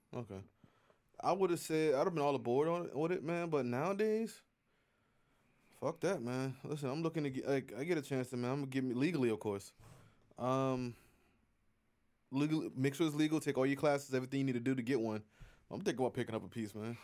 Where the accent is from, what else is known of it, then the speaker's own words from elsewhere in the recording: United States; I'm an American.